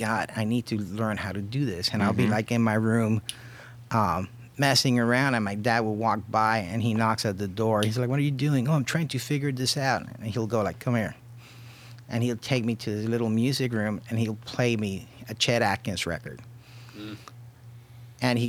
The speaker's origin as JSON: {"language": "English", "country": "Puerto Rico", "tie": "born or raised there", "also_born_or_lived": "Los Angeles", "moved": "yes", "lives_now": "Cleveland, United States", "said": "I was born and raised in Puerto Rico"}